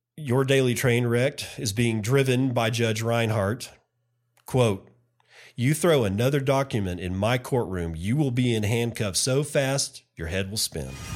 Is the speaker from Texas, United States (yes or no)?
yes; Texas, United States; here in my home state